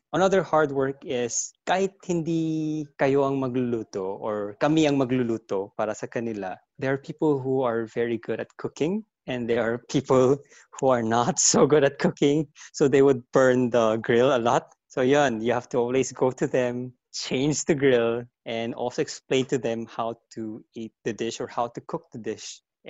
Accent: Incheon, South Korea; moved away; also born or lived in Philippines; And I'm a Korean who lived in the Philippines for about 20 years. And right now I'm back in my hometown in Incheon

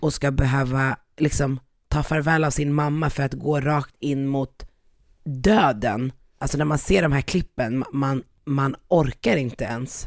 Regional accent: Sweden; also born or lived in North Africa; Jag är, jag är född i Sverige, men jag kommer från Afrika, Nordafrika, ett land där man pratar arabiska

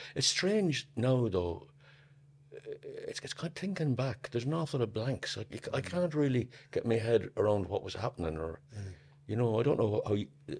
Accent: Newbridge, Leinster, Ireland; I'm from Moorfield, Newbridge, County Kildare. I was born in 1945, the 7th of May 1945. I'm the eldest of six.

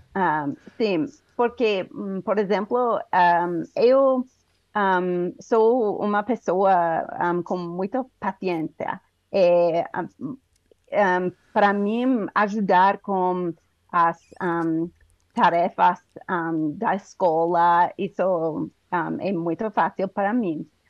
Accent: United States; Portuguese is a second language; now in Colorado, United States; Sou um, ah, dos Estados Unidos, um, ah, moro no, color... no estado do Colorado.

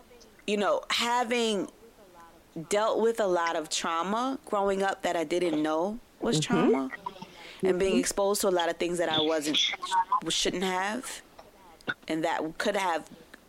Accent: New York City, New York, United States; moved away; also born or lived in Alexandria, Virginia; Growing up in Bed-Stuy, Brooklyn, the old Bed-Stuy

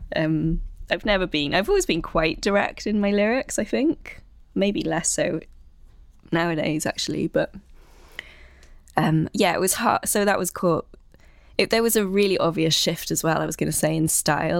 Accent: South West Wales, United Kingdom; moved away as an adult; now in London, United Kingdom; I'm originally from South West Wales, and now I've been based in London for fourteen years.

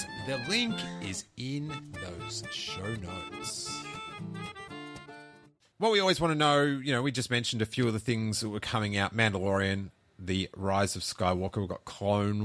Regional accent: Australia; now in United States; growing up in Australia

